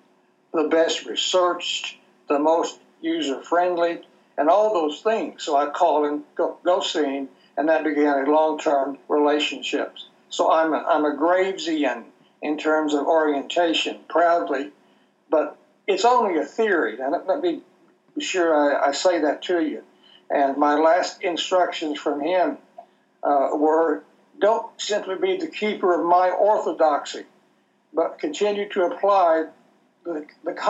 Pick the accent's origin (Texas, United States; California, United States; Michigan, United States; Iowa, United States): Texas, United States; I'm from Texas